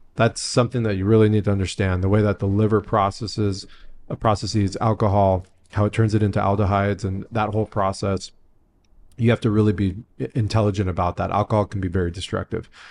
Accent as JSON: {"language": "English", "town": "San Diego", "region": "California", "country": "United States", "tie": "born or raised there", "said": "I grew up in San Diego. Like Tijuana was my backyard."}